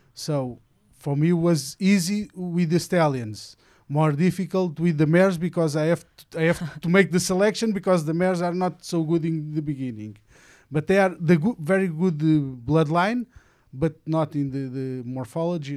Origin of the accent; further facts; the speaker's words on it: near Lisbon, Portugal; I'm from Portugal, near Lisbon